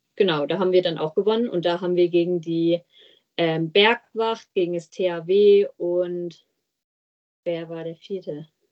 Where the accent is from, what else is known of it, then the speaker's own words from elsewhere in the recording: Steinla, Gemeinde Haferla, Lower Saxony, Germany; ich komme aus Steinla, das ist in der Gemeinde Haferla